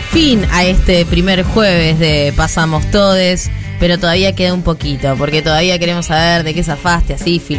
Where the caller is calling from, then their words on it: La Plata, Buenos Aires Province, Argentina; de La Plata